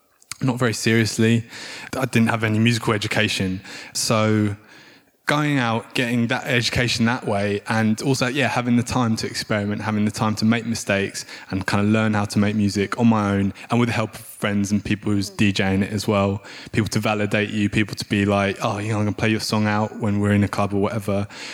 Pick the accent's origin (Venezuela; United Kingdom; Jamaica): United Kingdom; moved away as an adult; also born or lived in South London; I grew up outside of London and I moved to South London.